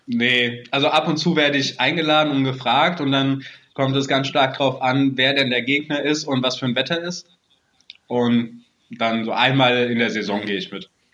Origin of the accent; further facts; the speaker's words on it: near Frankfurt, Hesse, Germany; ich bin in der Nähe von Frankfurt geboren mhm. und lebe seitdem auch hier